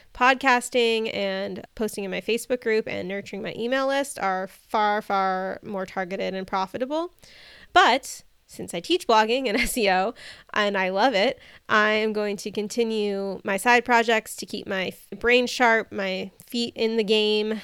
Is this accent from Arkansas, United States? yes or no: no; Bay Area, California, United States; moved away; my husband and I were both born and raised in the Bay Area